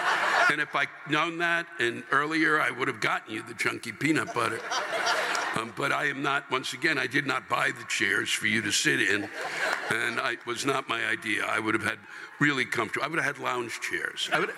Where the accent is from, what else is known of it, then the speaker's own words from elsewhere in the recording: New York, United States; now in Portland, United States; I'm from New York, and sure, we have crime there, but out here, it's different. I've lived here for 4 years, and let me tell you, compared to New York, out here is fucking crazy.